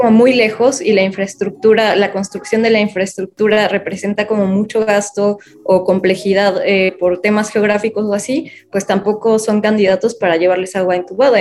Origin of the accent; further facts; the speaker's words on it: Mexico City, Mexico; nací en la Ciudad de México